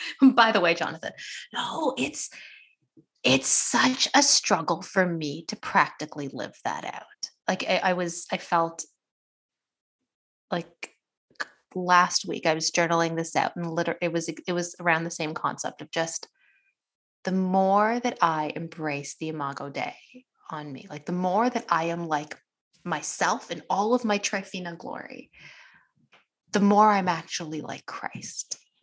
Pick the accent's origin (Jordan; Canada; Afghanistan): Canada; Why am I specifically as like an Indian Canadian woman, like why is productivity so important? It's like a first generation immigrant in a nation that was colonized.